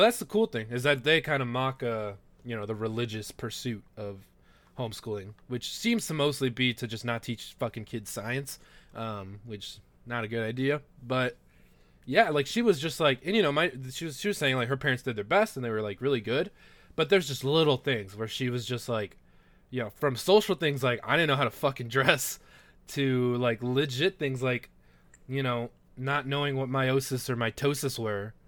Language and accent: English; Los Angeles, California, United States; moved away as an adult; now in Missouri, United States; I grew up in Los Angeles, like, my whole life, and I didn't realize I was a fucking minority until I came to Missouri.